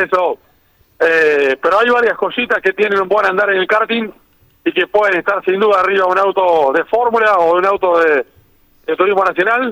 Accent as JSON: {"language": "Spanish", "region": "Santa Fe", "country": "Argentina", "said": "como santafesinos"}